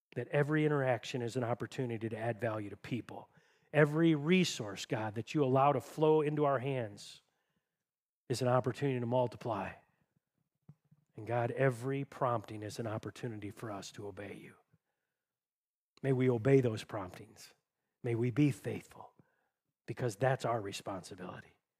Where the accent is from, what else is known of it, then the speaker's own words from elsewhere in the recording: Tecumseh, United States; I grew up in Tecumseh, went in the Air Force out of high school